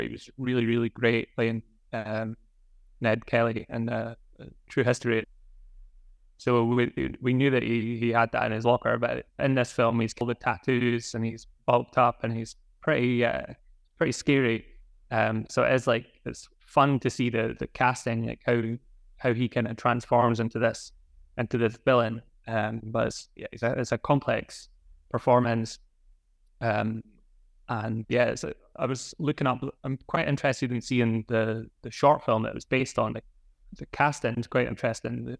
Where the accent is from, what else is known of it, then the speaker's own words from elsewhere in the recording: Scotland, United Kingdom; Scottish, growing up in Scotland